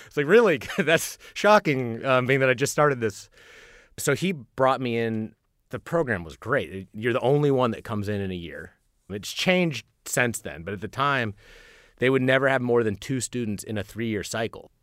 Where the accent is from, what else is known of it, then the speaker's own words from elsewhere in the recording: Lawrence, Kansas, United States; moved away as an adult; also born or lived in Bronx, New York; now in Bloomington, United States; I'm from Lawrence, Kansas